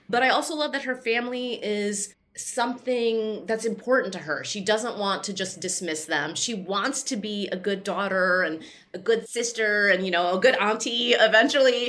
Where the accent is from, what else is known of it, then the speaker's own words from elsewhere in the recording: Chicago, Illinois, United States; my hometown and to all my, my bissies in Chicago